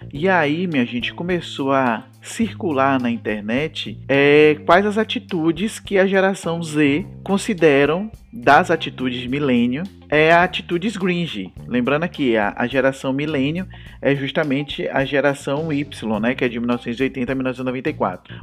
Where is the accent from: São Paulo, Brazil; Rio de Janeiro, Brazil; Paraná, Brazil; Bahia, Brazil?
Bahia, Brazil; Feira de Santana; eu sou do sertão, eu sou de Feira de Santana, uma cidade sertaneja